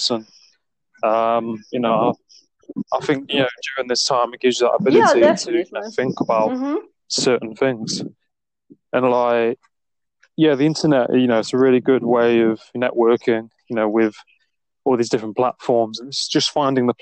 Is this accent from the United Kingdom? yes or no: yes; England, United Kingdom; I'm English myself